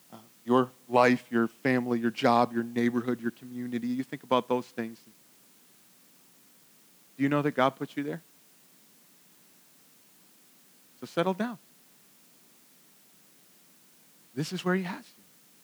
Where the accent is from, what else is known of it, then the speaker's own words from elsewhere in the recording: Virginia, United States; I like telling people that I'm from Northern Virginia, but I don't always like it here.